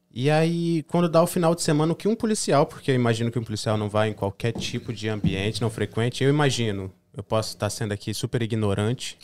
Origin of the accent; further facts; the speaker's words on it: Espírito Santo, Brazil; now in United States; A gente é do Espírito Santo